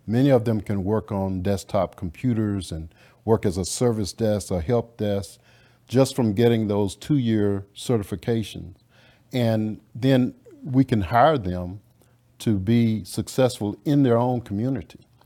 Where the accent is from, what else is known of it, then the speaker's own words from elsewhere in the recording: Louisiana, United States; now in Dallas, United States; I grew up in Louisiana.